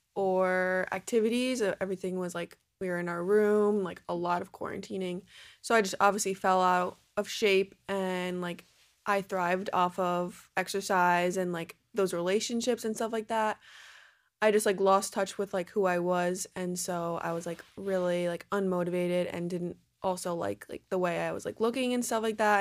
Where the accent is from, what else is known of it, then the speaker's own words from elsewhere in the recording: New Jersey, United States; I'm from New Jersey, so I was down the Jersey shore all summer long.